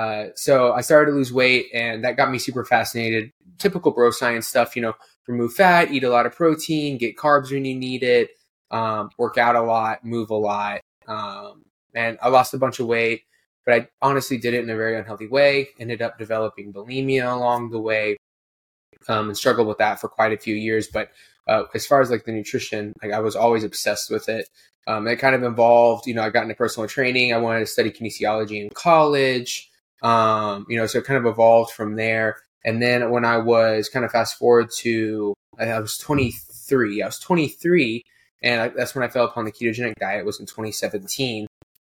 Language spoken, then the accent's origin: English; Houston, Texas, United States; now in Kentucky, United States; Oh, I'm from Houston. Well, I'm actually technically from Kentucky. I just moved.